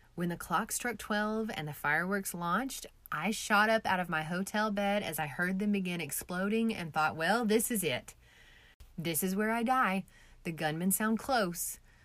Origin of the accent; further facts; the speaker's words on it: Oklahoma, United States; I'm from Oklahoma